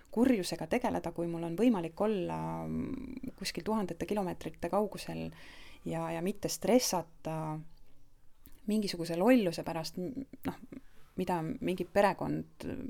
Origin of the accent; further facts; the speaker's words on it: Estonia; moved away as an adult; now in Portugal; me oleme eestlased, me tuleme Eestist